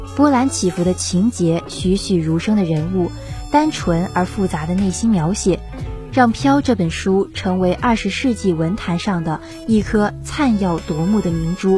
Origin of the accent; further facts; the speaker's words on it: China; 我们身为中国人民